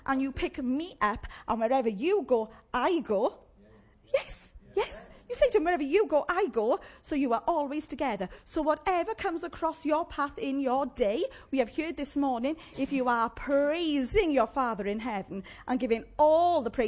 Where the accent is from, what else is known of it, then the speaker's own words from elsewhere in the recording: Llanelli, Wales, United Kingdom; accent: Llanelli; my Llanelli accent